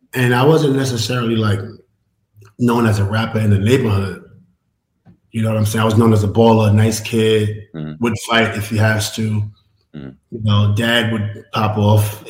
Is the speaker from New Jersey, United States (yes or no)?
no; New York City, New York, United States; I'm from Queensbridge. So, like, this is where hip hop is probably it's very recognized